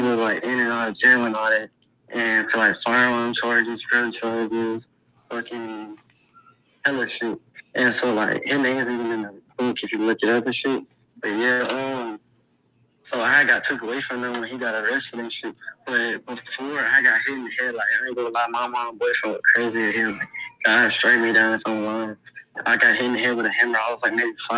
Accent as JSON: {"language": "English", "town": "Cleveland", "region": "Ohio", "country": "United States", "said": "When you come from the South Side, you got to know how to teach you. You got to, especially Cleveland."}